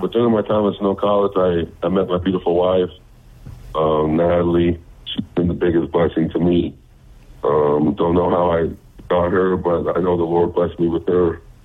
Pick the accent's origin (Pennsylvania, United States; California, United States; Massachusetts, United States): California, United States; the Bay Area; moved away; also born or lived in Utah; I'm originally from California, the Bay Area. My family moved to Utah um, so we settled down there